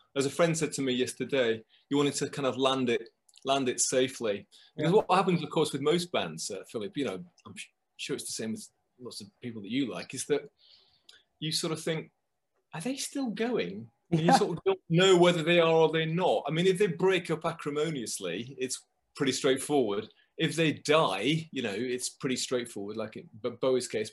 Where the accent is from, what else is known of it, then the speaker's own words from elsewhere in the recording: just outside Manchester, Lancashire, North West England, United Kingdom; now in London, United Kingdom; I come from the north of England. I come from um, just outside Manchester, sort of um, uh, in Lancashire.